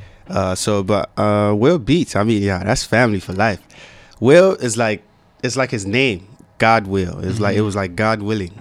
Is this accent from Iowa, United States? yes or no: no; Maryland, United States; also born or lived in Nigeria; But then I grew up in Plainsburg, Maryland.